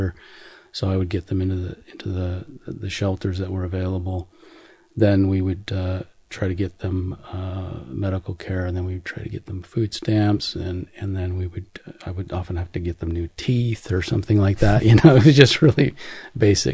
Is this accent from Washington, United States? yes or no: yes; Seattle, Washington, United States; Seattle, which is actually just south of Vancouver, BC